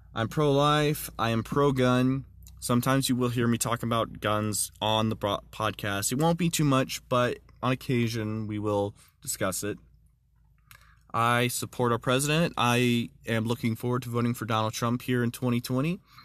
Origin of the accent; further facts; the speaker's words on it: Texarkana, Texas, United States; also born or lived in North Idaho; now in Idaho, United States; I was born in Texarkana, Texas